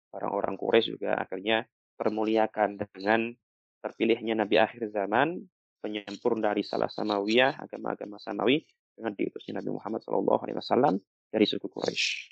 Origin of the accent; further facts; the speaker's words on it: Java, Indonesia; sebagai anak Jawa